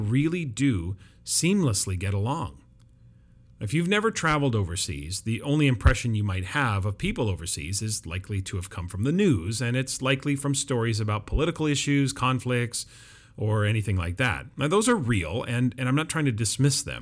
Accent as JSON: {"language": "English", "town": "Vancouver", "region": "British Columbia", "country": "Canada", "tie": "born or raised there", "said": "where I live, the Metro Vancouver area, is one of the most diverse cities in the world, so it's not like I'm not used to living in a multicultural city, but it's my hometown"}